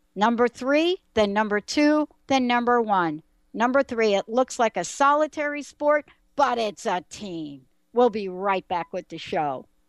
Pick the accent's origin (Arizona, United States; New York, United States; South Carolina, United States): New York, United States; New York City; I am a girl from the Bronx